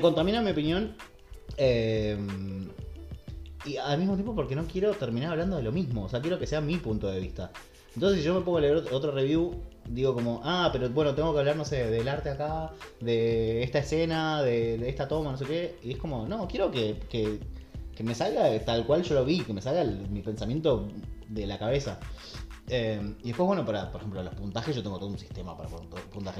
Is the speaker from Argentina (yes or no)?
yes; Buenos Aires, Argentina; él vivido en Bajo Flores